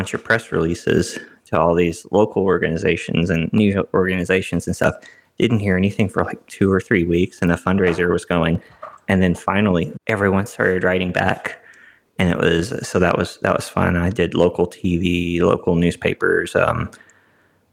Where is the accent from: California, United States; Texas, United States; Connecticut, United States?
Texas, United States; Kilgore; my hometown, Kilgore, which is about 20 minutes from where I live now